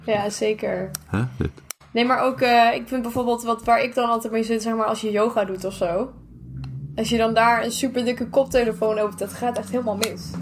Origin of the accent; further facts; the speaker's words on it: Germany; moved away; als Duitser